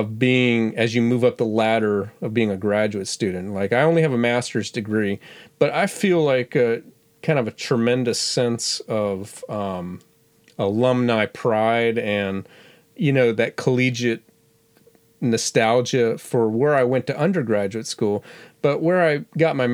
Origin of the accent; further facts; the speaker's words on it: Florida, United States; I grew up in Florida